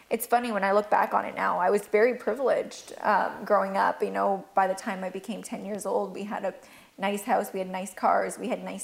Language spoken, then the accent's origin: English; Turkey; born there; I was born in Turkey, and I'm not actually Turkish, but um, we took refuge in Turkey when my mom was pregnant